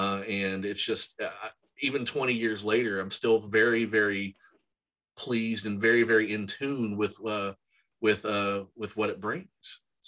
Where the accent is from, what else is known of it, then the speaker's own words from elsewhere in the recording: Kentucky, United States; growing up in Kentucky when I did, we had the satanic panic of D&D